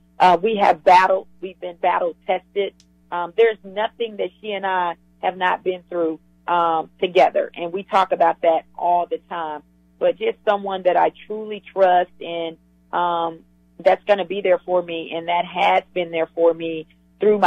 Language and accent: English; the South, United States; I'm a Southerner